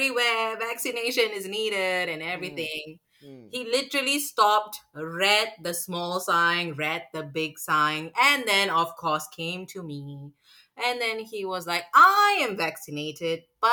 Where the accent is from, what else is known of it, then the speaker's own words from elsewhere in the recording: Malaysia; now in Singapore; I'm from Malaysia.